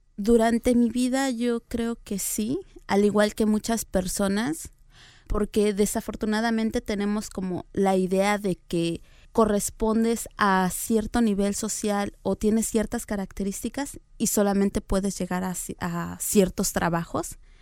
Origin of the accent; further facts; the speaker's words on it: Tlaxiaco, Oaxaca, Mexico; yo soy oaxaqueña. Nací en una comunidad que se llama Heroica Ciudad de Tlajiaco, Oaxaca.